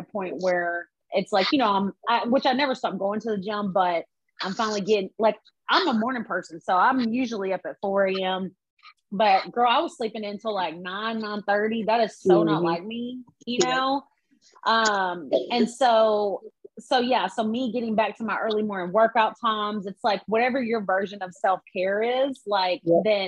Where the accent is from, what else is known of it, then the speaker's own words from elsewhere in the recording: Arkansas, United States; now in Atlanta, United States; growing up in Arkansas and stuff, you know, I come from absolutely nothing